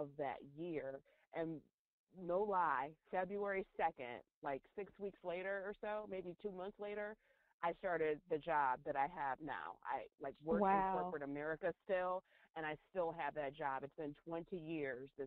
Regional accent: central New York, United States; I grew up in central New York, not New York City

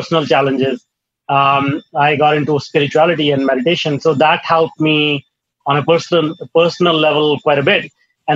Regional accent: India; I grew up in India in a small town

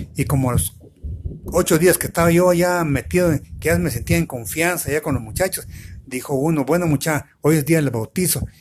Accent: Guatemala; éramos 10 diez, diez chapinas

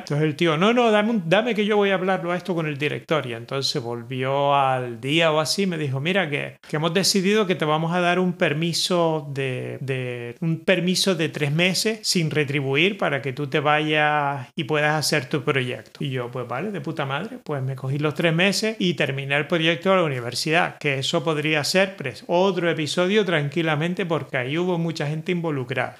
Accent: Gran Canaria, Canary Islands, Spain; yo soy de Gran Canaria

